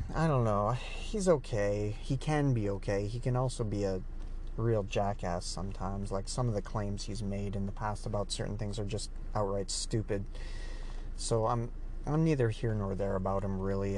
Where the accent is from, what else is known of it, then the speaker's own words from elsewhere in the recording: Canada; So I'm Canadian, so here it's about ten dollars a month.